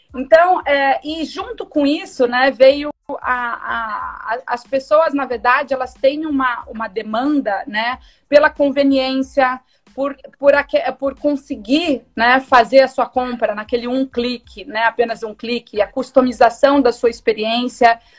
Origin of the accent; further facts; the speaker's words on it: Sorocaba, São Paulo, Brazil; eu sou de Sorocaba, né, do interior de São Paulo